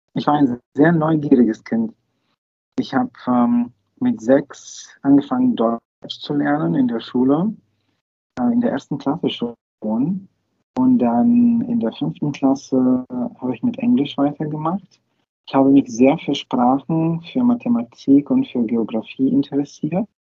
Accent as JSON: {"language": "German", "town": "Varna", "region": "Varna Province", "country": "Bulgaria", "tie": "born or raised there", "second_language": "German", "moved": "as an adult", "lives_now": "Cologne, Germany", "said": "Ich bin in Warne aufgewachsen."}